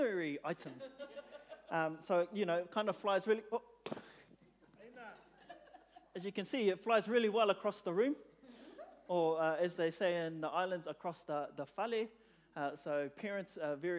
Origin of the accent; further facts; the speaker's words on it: New Zealand; I was born in New Zealand